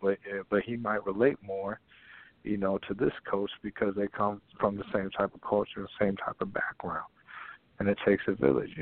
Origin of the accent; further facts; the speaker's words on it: Minnesota, United States; I am from Minnesota, and I'm proud of that, you know what I mean? Minnesota, you know, growing up out of this state